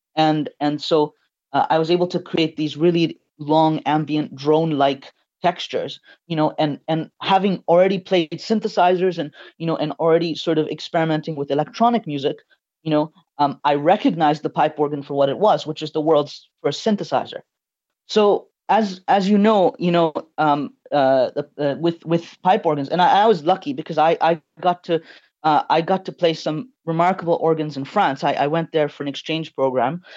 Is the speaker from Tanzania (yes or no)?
yes; Tanzania; now in Canada; I was born and raised in Tanzania.